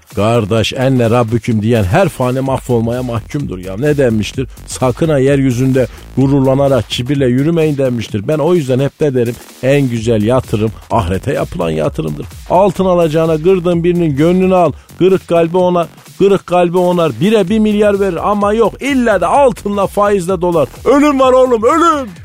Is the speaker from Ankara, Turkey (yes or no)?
no; Malatya, Turkey; bizim Malatya'da herkes doğaldan esmer